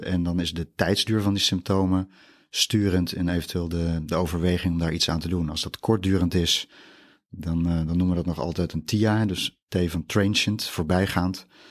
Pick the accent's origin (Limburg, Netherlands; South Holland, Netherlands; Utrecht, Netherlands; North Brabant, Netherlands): Utrecht, Netherlands; also born or lived in Randstad / Drenthe; Ik ben echt Utrechts product, geboren in Utrecht